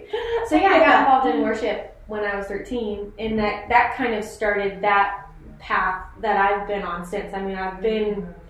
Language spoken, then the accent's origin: English; Chesapeake, Virginia, United States; born and raised in Chesapeake, Virginia.